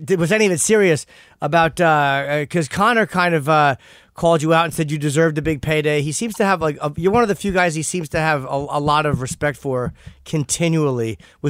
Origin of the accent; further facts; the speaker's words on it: North Brunswick, New Jersey, United States; moved away; I live here now, but I grew up in North Brunswick.